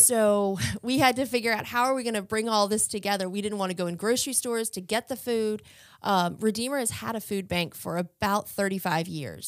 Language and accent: English; Chesterfield County, Virginia, United States; I am from Chesterfield County, Virginia